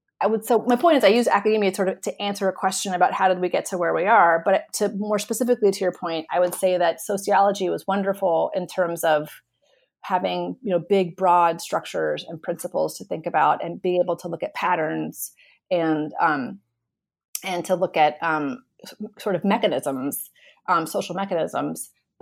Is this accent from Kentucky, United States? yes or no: no; Florida, United States; I too am from Florida. I'm from South Florida. And as a kid, it was really visible to me this sort of the sort of complicated New World history of in South Florida.